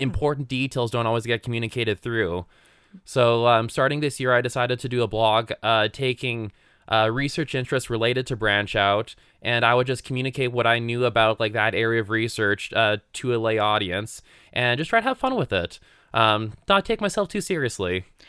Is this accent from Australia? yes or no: no; Canada; moved away as an adult; now in Utah, United States; I grew up in the Otasquin area